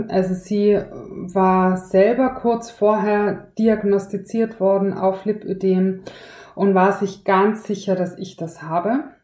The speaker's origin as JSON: {"language": "German", "region": "Tyrol", "country": "Austria", "tie": "born or raised there", "said": "ich bin ja in Tirol aufgewachsen"}